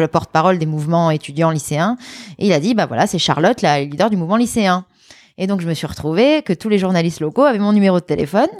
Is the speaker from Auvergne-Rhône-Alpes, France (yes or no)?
yes; Lyon, Auvergne-Rhône-Alpes, France; also born or lived in Grenoble; je, suis née à Grenoble, mais j'ai grandi à Lyon.